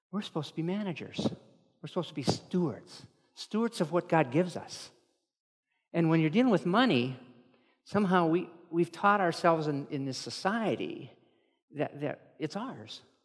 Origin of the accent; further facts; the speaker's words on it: Moorhead, Minnesota, United States; I'm from Moorhead